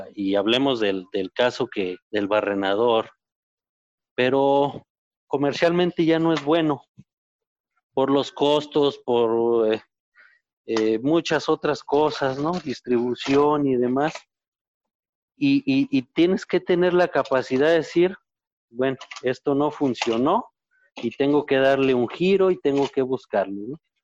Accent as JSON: {"language": "Spanish", "region": "Zacatecas", "country": "Mexico", "tie": "born or raised there", "said": "yo soy de una zona que no es árida, Zacatecas tiene alguna área que no es eh, árida completamente."}